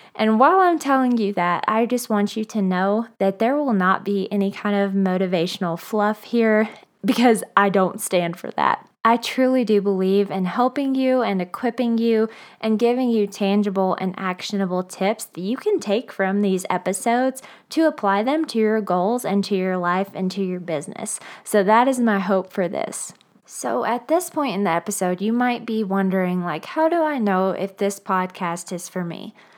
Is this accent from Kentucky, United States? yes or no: yes; Bowling Green, Kentucky, United States; moved away as an adult; also born or lived in Nashville, Tennessee; now in Denver, United States; I began photographing about six years ago in my hometown of Bowling Green, Kentucky